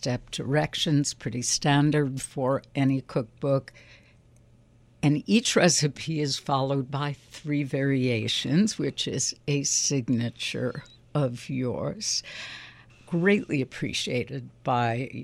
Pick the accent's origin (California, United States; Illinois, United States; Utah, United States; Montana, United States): Illinois, United States; Chicago; friends we had in Chicago where my husband and I grew up